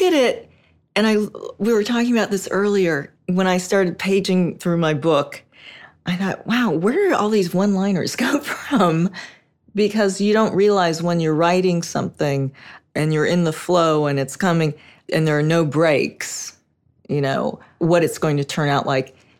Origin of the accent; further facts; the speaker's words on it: Los Angeles, California, United States; I grew up in Hollywood